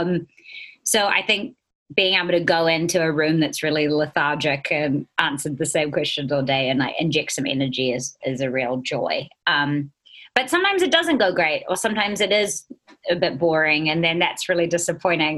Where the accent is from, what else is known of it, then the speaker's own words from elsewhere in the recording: New Zealand; accent: Kiwi; moved away as an adult; now in Los Angeles, United States; it has been really cool being a Kiwi